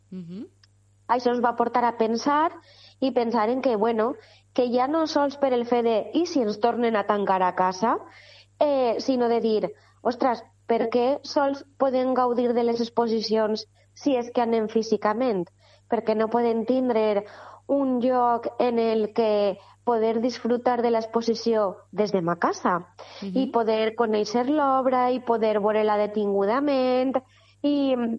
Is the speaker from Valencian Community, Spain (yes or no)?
yes; Godella, Valencian Community, Spain